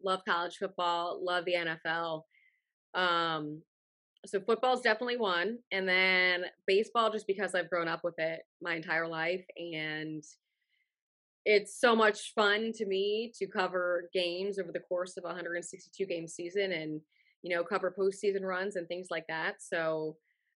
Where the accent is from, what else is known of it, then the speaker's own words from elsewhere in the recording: Cincinnati, Ohio, United States; now in Tampa, United States; I'm not originally from Tampa. I grew up in Cincinnati, Ohio.